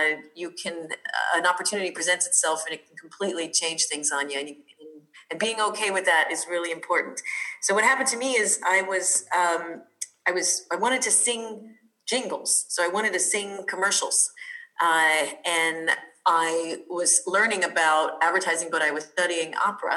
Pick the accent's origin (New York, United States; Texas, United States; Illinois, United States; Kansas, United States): New York, United States; New York City; also born or lived in Colorado; I'm from New York, originally born and raised in Brooklyn